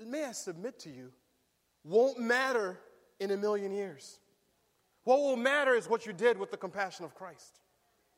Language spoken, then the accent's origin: English; Berrien Springs, Michigan, United States; now in Riverside, United States; I grew up in Bering Springs